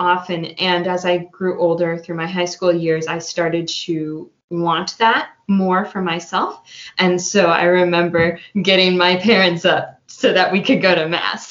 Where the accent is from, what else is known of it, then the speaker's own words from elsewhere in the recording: Santa Rosa, California, United States; I grew up here in Santa Rosa